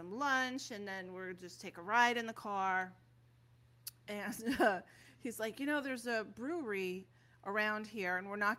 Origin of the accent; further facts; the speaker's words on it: New York, United States; accent: New York; also born or lived in Wisconsin; my New York accent